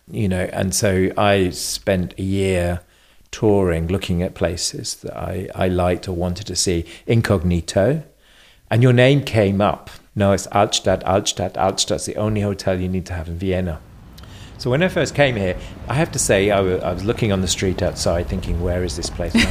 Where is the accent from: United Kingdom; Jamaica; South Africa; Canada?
United Kingdom; England; born there; accent: slight German; also born or lived in Germany; Um, I was born in England. Um, I spent 10 years living in Germany, so I have a slight German accent.